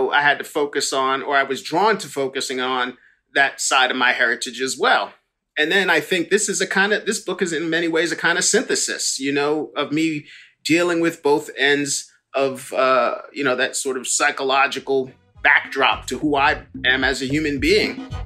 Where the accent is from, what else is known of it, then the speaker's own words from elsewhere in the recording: New York, United States; And I was very much drawn, like a lot of people growing up in New York were, who were black anyway, to Malcolm's